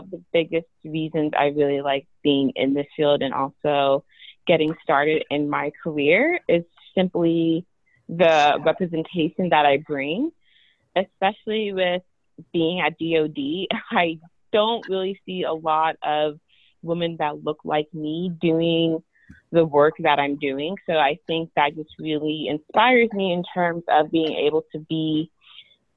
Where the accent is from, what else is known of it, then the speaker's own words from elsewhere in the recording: United States; also born or lived in Oklahoma / Texas; from my home state of Oklahoma and Texas